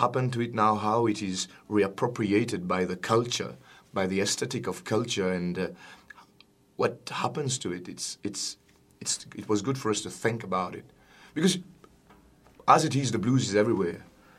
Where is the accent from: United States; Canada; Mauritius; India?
Mauritius; I come from a different background. I'm a Mauritian. I come from Mauritius Island, and we have our tradition of blues, of Creole blues, which is called Sega